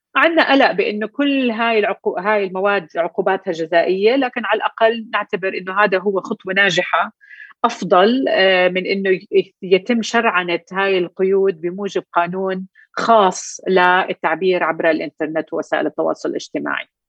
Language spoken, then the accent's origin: Arabic; Jordan; احنا عندنا بالاردن